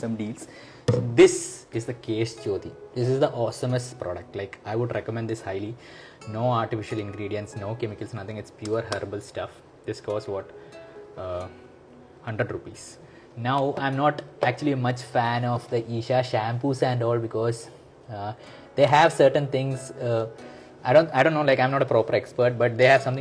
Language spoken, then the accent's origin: English; Nepal; I am from Nepal.